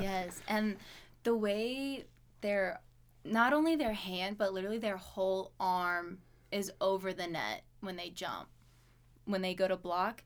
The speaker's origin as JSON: {"language": "English", "region": "Louisiana", "country": "United States", "tie": "born or raised there", "also_born_or_lived": "Alabama / Pocatello, Idaho", "moved": "as an adult", "lives_now": "Idaho Falls, United States", "said": "I was born in Alabama, and then, uh, my mom moved to Louisiana when I was two. So, from two to eighteen, lived there"}